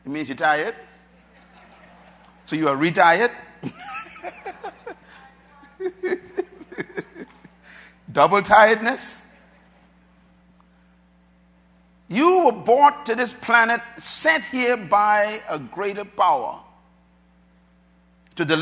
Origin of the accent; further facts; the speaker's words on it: Bahamas; when I was growing up in the Bahamas here